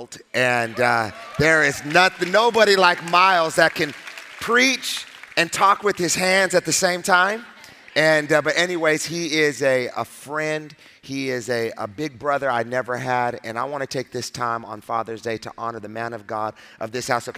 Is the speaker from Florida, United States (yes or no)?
no; Palm Springs, California, United States; I'm from Palm Springs